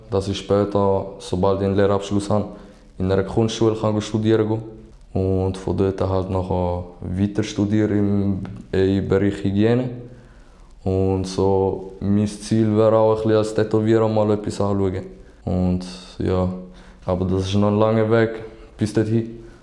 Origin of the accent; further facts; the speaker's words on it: St. Gallen, Switzerland; also born or lived in Algeria; now in Basel, Switzerland; ich komme ursprünglich aus Algerien, aber bin in St. Gallen aufgewachsen